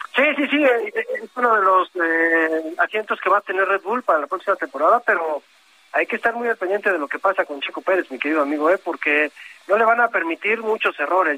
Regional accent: Mexico; lo digo como mexicano

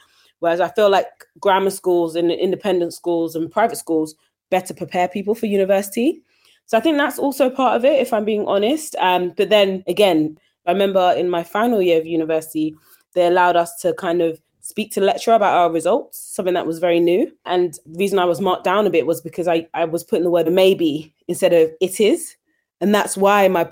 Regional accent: London, United Kingdom; I grew up in East London, you know, a very diverse area, went to a local state school

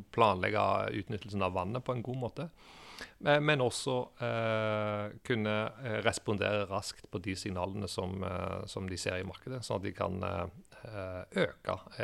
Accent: Stavanger, Rogaland, Norway; moved away as an adult; also born or lived in England; jeg er en gutt fra Stavanger som eh, har vokst opp eh, i oljebyen.

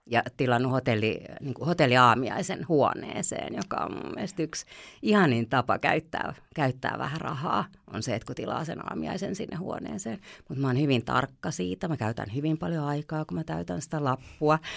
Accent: Helsinki, Uusimaa, Finland; moved away as an adult; now in Hanko, Finland; mehän ollaan Helsingistä kotoisia

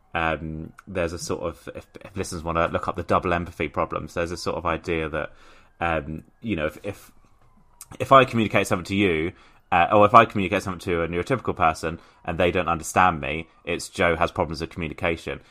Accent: Portsmouth, South East England, United Kingdom; born or raised there

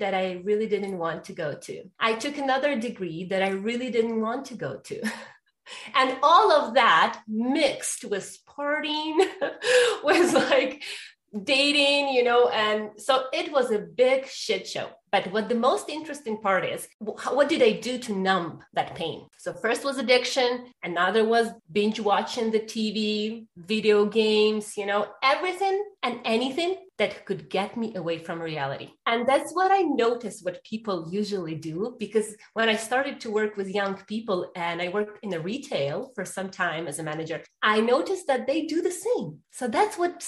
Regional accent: Ukraine; I was born and raised in Ukraine

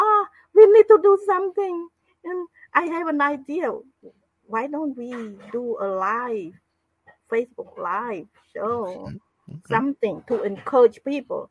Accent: Cambodia; moved away as an adult; also born or lived in Phnom Penh; I'm from Cambodia.

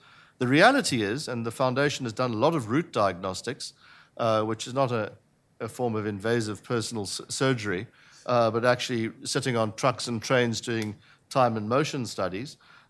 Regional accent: South Africa; I say this as a South African

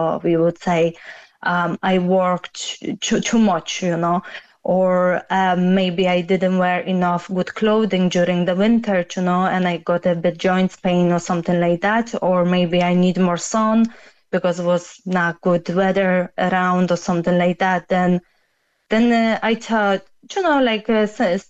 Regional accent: Poland; now in Cork, Ireland; I'm originally from Poland myself

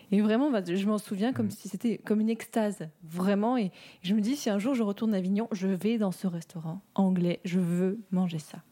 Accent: Morocco; j'ai grandi au Maroc

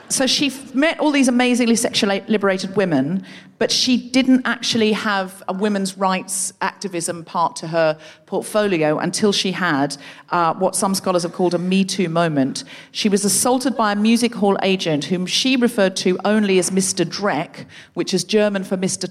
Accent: Australia; moved away; I was born in Australia

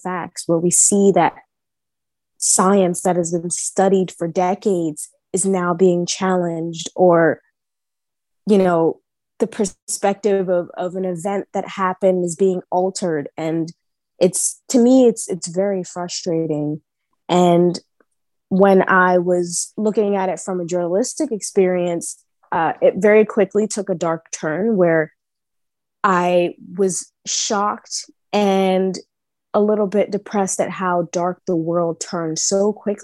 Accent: New York, United States; I was born and raised in Harlem in New York

